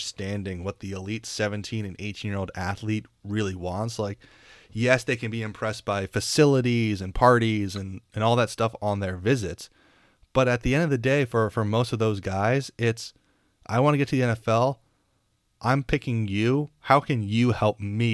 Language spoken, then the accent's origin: English; New York City, New York, United States; growing up in New York City and the East Coast